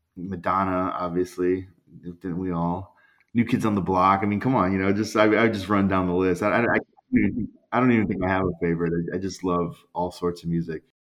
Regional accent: Cleveland, Ohio, United States; moved away; my hometown and rock and roll Hall of Fame capital

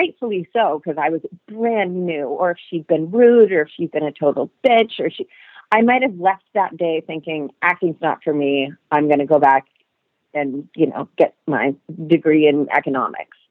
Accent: Augusta, Maine, United States; moved away as an adult; also born or lived in New York; I grew up in Augusta, Maine

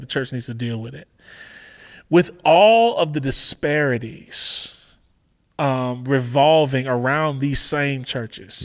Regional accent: Chicago, Illinois, United States; I'm from Chicago

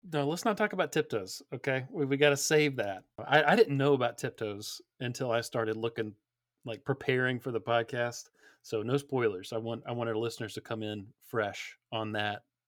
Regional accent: Georgia, United States; I grew up down here in Georgia

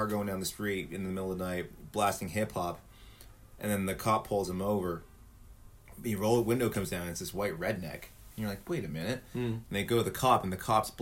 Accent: Canada; as a Canadian

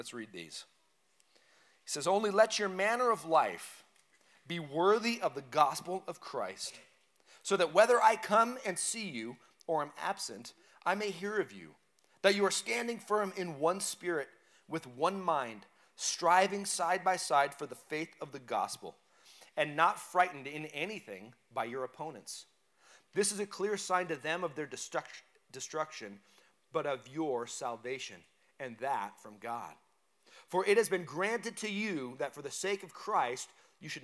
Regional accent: United States; we're not Romans, but we're Americans. We're American citizens

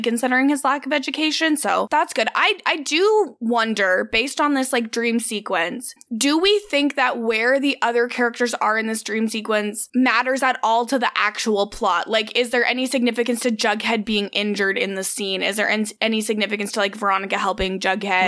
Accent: Cold Lake, Alberta, Canada; born or raised there; moved away

